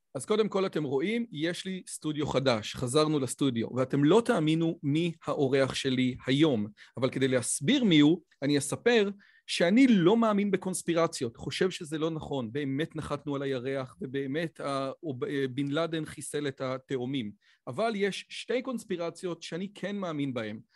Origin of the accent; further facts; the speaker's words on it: Israel; גם בתור יהודי דתי, גם בתור יהודי ישראלי